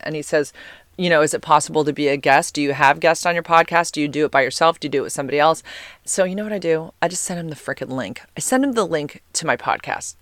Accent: United States; accent: American; my American accent

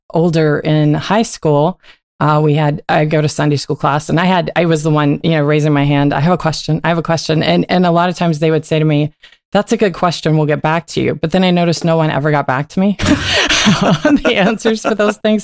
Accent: Coal City, West Virginia, United States; moved away as an adult; also born or lived in Fairmont, West Virginia / Arizona; I grew up right outside of Coal City.

